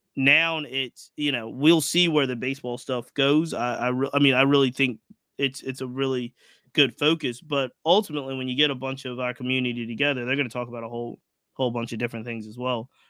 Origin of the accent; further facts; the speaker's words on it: Virginia, United States; I'm local, so I grew up in Virginia.